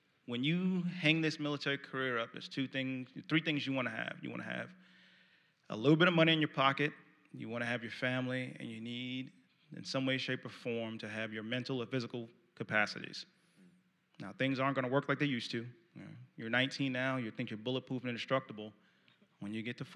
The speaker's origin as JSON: {"language": "English", "town": "New York City", "region": "New York", "country": "United States", "tie": "born or raised there", "also_born_or_lived": "Valdosta, Georgia / North Dakota", "moved": "as an adult", "said": "I grew up in Brooklyn, New York."}